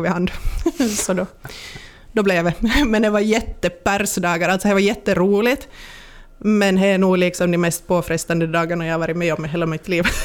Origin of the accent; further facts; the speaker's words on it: Pensala, Ostrobothnia, Finland; jag ska vara i, i Pensala, mm. i, i, min hemby.